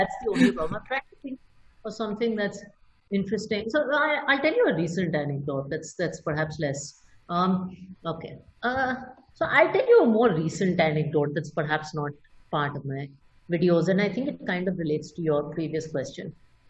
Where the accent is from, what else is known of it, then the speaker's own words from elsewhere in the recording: Italy; So I grew up in Italy in part, and they always said that, you know, originals always have value.